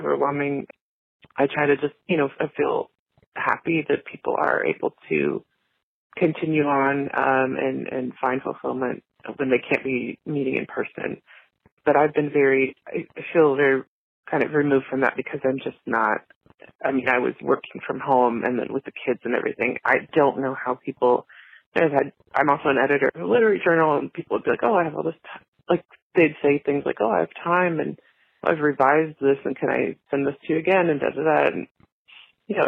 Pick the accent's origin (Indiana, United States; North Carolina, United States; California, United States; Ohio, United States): Indiana, United States; I'm from Indiana